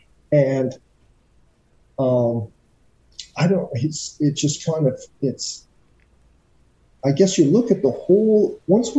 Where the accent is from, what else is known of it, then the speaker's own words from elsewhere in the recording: Canada; being a kid growing up in Canada